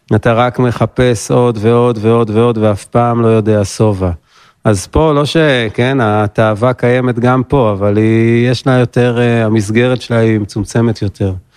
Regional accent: Ramat Gan, Tel Aviv District, Israel; moved away as an adult; now in Golan Heights; נולדתי ברמת גן, 37 עוד מעט, בגולן 12 שנים.

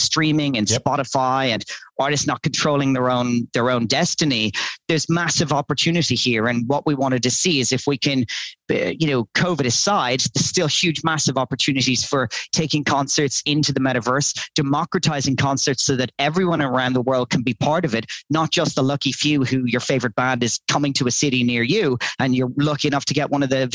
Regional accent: Dublin, Leinster, Ireland; moved away as an adult; now in Dubai, United Arab Emirates; I'm Irish and from Dublin, but I've been living in Dubai

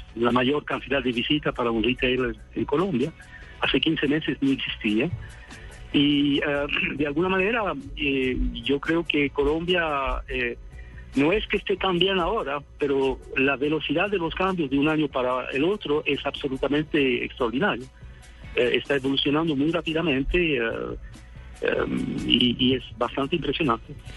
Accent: Sweden; yo soy sueco.

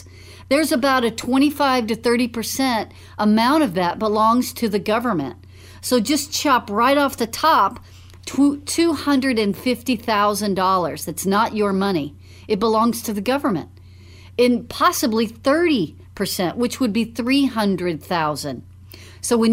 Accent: Dallas, Texas, United States; when I was growing up in Dallas

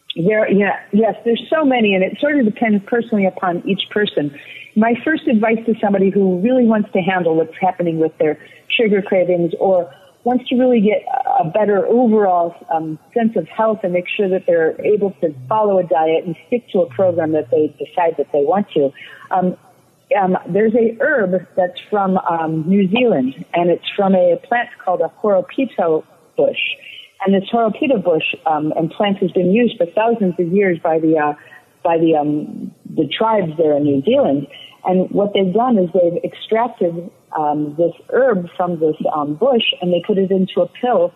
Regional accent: Chicago, Illinois, United States; moved away as an adult; now in Florida, United States; I grew up in the Chicagoland area

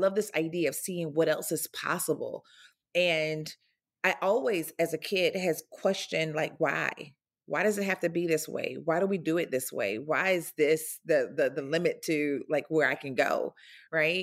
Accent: North Florida, United States; I grew up in North Florida, a very small rural town

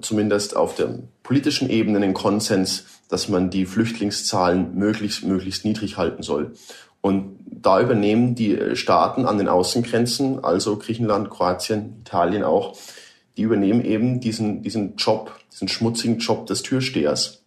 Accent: Germany; Wir als, als Deutsche

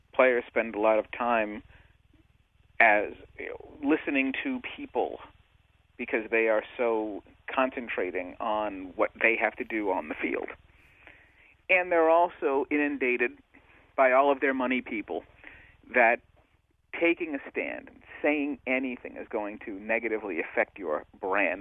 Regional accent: Boston, Massachusetts, United States; I grew up in Boston

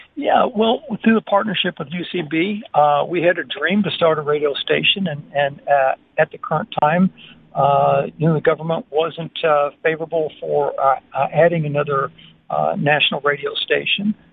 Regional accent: United States; now in Botswana; my home country of America

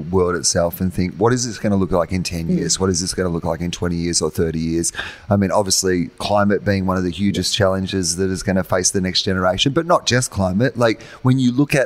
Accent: Australia; as an Australian

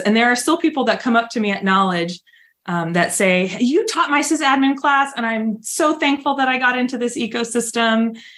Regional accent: San Diego, California, United States; now in Fort Worth, United States; I grew up in San Diego

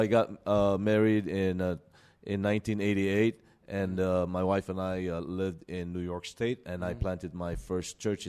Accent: Manila, Metro Manila, Philippines; moved away; No, I grew up in Manila.

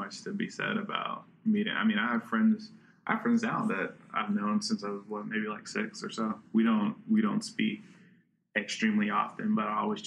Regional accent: Richmond, Virginia, United States; I grew up over in the Randolph area

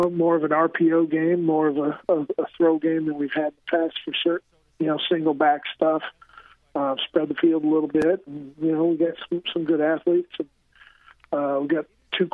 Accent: central Illinois, United States; also born or lived in Maine; I came from a small farm town in central Illinois

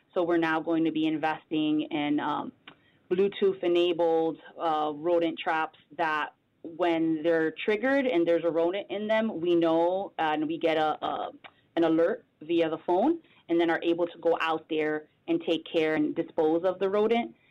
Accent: Bridgeport, Connecticut, United States; also born or lived in Hartford, Connecticut; I'm a Connecticut native, born and raised in Bridgeport, Connecticut

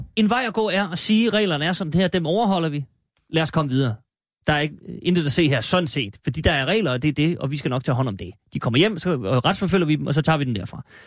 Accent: Denmark; jeg er faktisk fra Jylland

